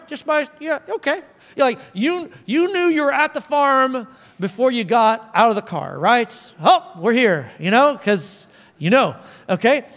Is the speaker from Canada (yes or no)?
no; Oklahoma, United States; moved away; also born or lived in Arkansas; I'm from Oklahoma, so, like, there's a lot of farms